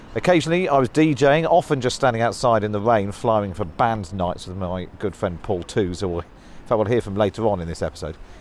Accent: Taunton, South West England, United Kingdom; moved away as an adult; Taunton is where I was born and grew up

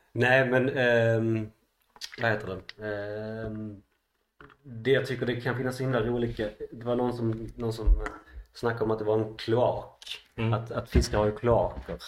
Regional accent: Malmö, Skåne, Sweden; född och uppväxt i Malmö

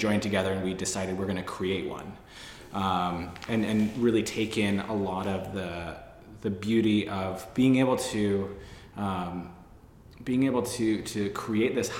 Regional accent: Seattle, Washington, United States; also born or lived in London; now in New York, United States; I'm from Seattle

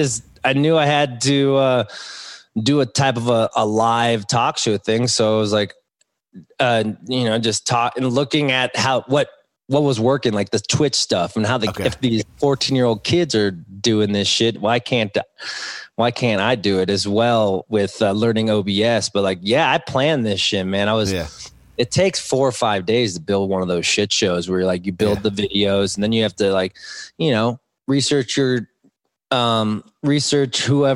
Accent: West Hills, California, United States; I grew up in West Hills, Calabasas.

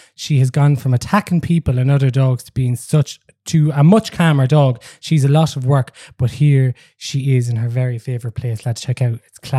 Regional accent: Kinnitty, Offaly, Ireland; I'm from Kinnity.

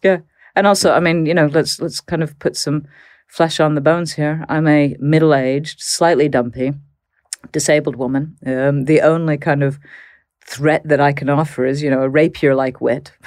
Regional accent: Texas, United States; moved away; I grew up in Texas

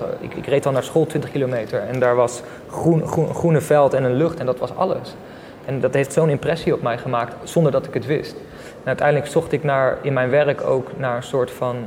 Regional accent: Leiderdorp, South Holland, Netherlands; moved away as an adult; also born or lived in South India / Friesland; Ik ben geboren in Leiden, Leiden-dorp om precies te zijn

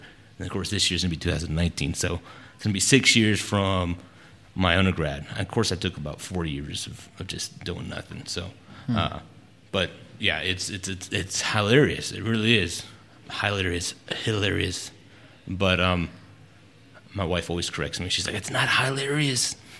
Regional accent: California, United States; born there; now in Texas, United States; Well, military life, so I was a military brat.

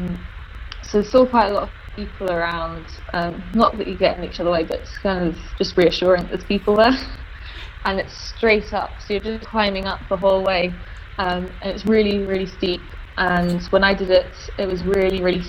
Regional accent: London, United Kingdom; I grew up in London and was very much a sort of a London girl

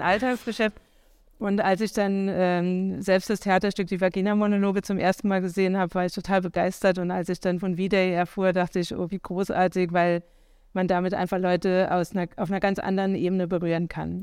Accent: Idar-Oberstein, Rhineland-Palatinate, Germany; moved away; ich bin aufgewachsen im schönen Ida-Oberstein in Rheinland-Pfalz

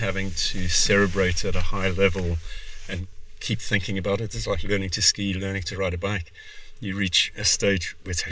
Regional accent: South Africa; moved away; also born or lived in Cape Town; I'm South African of origin, med school in Cape Town

